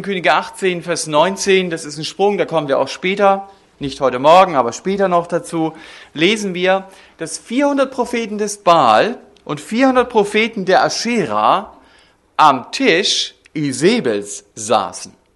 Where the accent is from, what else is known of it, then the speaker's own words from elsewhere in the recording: Germany; wir als Deutsche